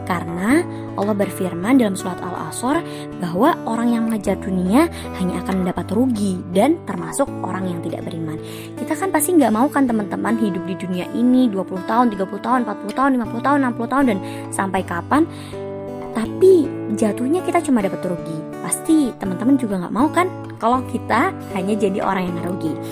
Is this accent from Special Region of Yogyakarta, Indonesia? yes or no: yes; Yogyakarta, Special Region of Yogyakarta, Indonesia; Aku orang Jogja, terus nenek kita orang Jakarta nih.